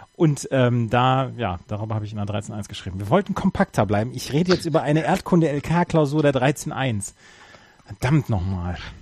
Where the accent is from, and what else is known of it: North Rhine-Westphalia, Germany; born or raised there